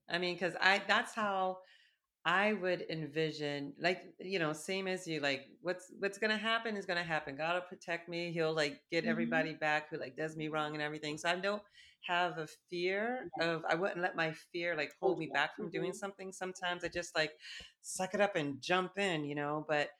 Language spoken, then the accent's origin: English; Ohio, United States; moved away; also born or lived in Boston / New York; we grew up in Ohio.